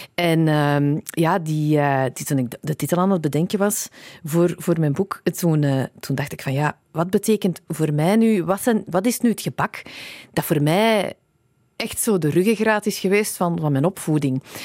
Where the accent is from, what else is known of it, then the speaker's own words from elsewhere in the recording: Antwerp, Flanders, Belgium; also born or lived in England; mijn thuisstad Antwerpen